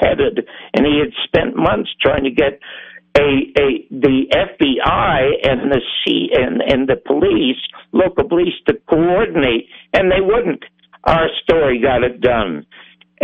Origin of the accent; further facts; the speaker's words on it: Toronto, Ontario, Canada; I was born in the Salvation Army Charity Ward in Toronto.